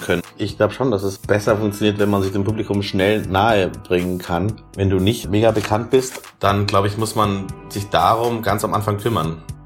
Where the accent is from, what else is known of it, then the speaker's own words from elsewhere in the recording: Germany; ich bin da in erster Linie erstmal nur der Deutsche